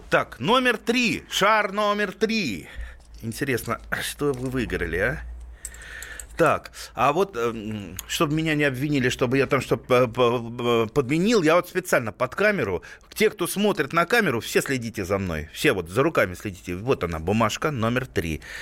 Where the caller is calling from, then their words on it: Vladimir, Vladimir Oblast, Russia; Из Владимира.